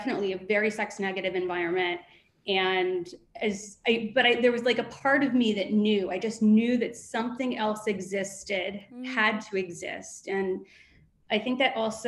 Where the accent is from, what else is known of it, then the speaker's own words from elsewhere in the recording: Southern Ohio, United States; moved away; I grew up in Southern Ohio, very conservative background